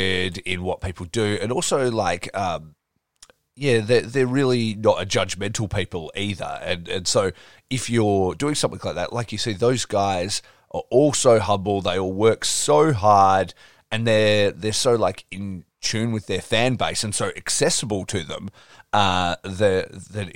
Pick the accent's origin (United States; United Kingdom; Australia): Australia; I'm obviously from Australia